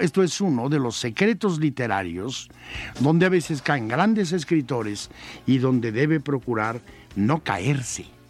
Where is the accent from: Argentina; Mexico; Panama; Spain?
Mexico